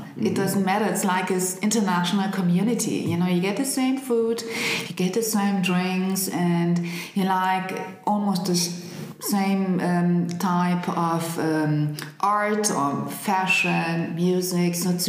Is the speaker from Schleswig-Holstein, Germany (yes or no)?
no; Berlin, Germany; I grew up in Prenzlauer Berg.